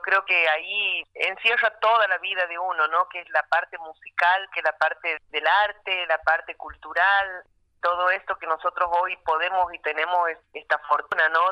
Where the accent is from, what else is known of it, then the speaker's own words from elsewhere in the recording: La Banda, Santiago del Estero, Argentina; moved away; also born or lived in Buenos Aires; al añito me llevó a la banda y ahí me he criado, así que yo me siento más santiagueña